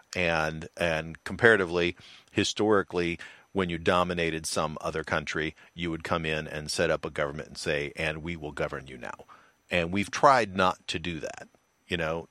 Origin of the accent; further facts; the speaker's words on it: United States; I'm from the United States of America